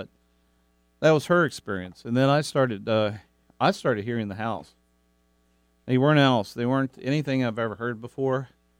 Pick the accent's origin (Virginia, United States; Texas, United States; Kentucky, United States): Kentucky, United States; now in Pacific Northwest, United States; I'm originally from Kentucky.